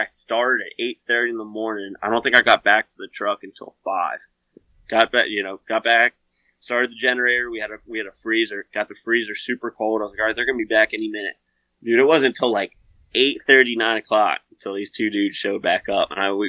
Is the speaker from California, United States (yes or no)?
no; Pennsylvania, United States; because I'm from Pennsylvania. And I don't find a lot of elk.